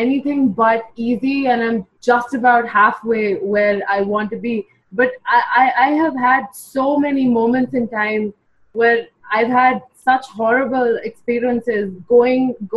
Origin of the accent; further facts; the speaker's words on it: India; also born or lived in Mumbai, India; I'm from India